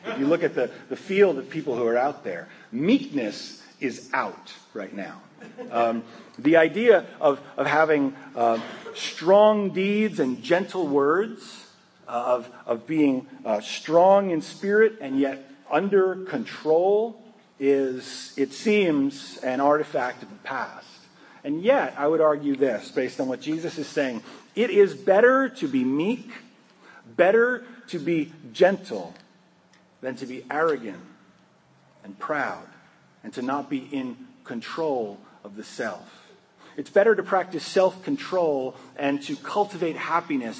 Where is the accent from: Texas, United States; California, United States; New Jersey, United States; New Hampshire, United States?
New Jersey, United States; now in Maryland, United States; growing up in New Jersey